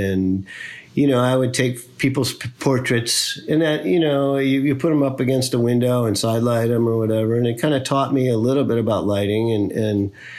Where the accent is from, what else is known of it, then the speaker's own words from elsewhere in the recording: Midwest, United States; I grew up in the Midwest in the United States